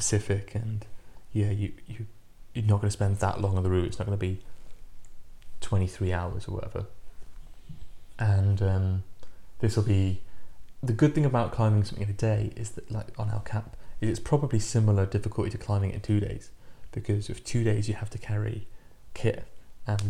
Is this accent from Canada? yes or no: no; United Kingdom; as British climbers